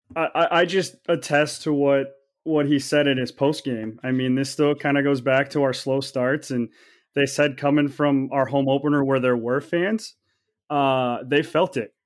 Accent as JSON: {"language": "English", "town": "Kansas City", "country": "United States", "moved": "yes", "lives_now": "Waterloo, United States", "said": "I live in Waterloo, Iowa. I'm um, originally from Kansas City area."}